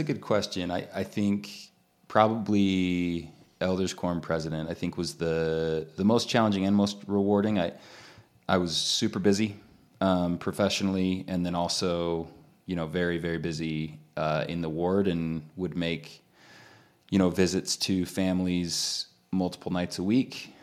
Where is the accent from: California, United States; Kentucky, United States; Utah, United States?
Utah, United States; growing up in Utah